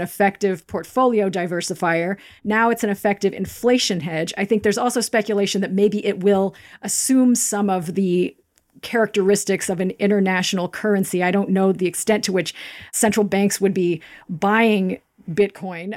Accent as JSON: {"language": "English", "region": "Kansas", "country": "United States", "tie": "born or raised there", "also_born_or_lived": "Denmark / Greenwich", "moved": "as an adult", "said": "I'm originally from Kansas."}